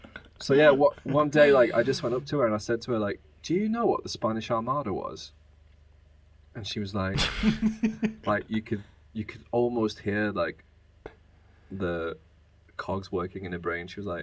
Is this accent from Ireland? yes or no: no; Preston, North West England, United Kingdom; born or raised there; moved away as an adult; also born or lived in Spain; now in Germany